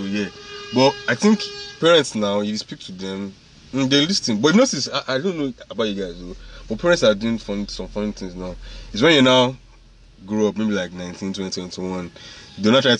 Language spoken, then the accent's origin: English; Nigeria; we are Nigerian parents now.